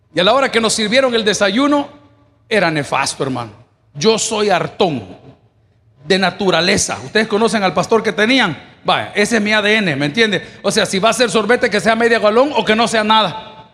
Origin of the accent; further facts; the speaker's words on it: El Salvador; moved away; yo soy salvadoreño